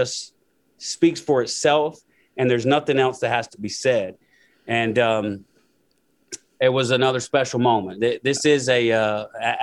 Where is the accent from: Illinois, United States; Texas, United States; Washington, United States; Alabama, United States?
Alabama, United States; Muscle Shoals; I was from Muscle Shoals